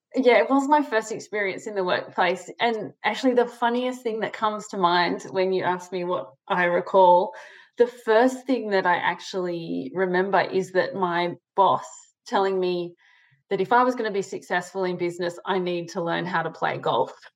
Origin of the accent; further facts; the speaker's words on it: Sydney, New South Wales, Australia; I grew up in Sydney, Australia, in the eastern suburbs. So um, Maroubra near the beach.